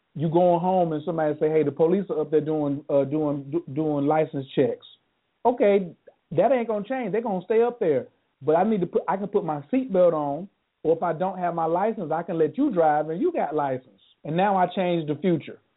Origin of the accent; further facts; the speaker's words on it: North Carolina, United States; I'm not from the rainforest. I'm from North Carolina.